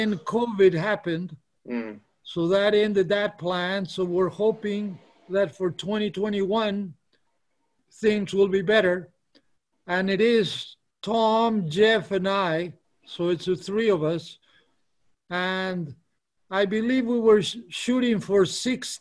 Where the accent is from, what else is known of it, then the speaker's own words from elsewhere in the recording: Peru; moved away; I'm from Peru